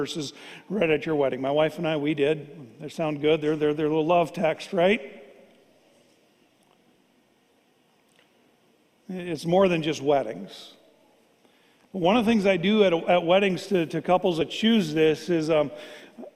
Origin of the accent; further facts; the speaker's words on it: Fargo, North Dakota, United States; I grew up here in Fargo.